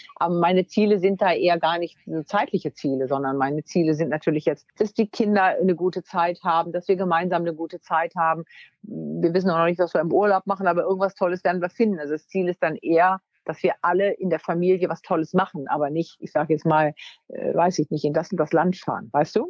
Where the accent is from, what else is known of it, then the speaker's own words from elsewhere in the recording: Wunstorf, Lower Saxony, Germany; ich bin aufs äh, Gymnasium gegangen in Wunstorf, also da, wo ich herkomme, in Niedersachsen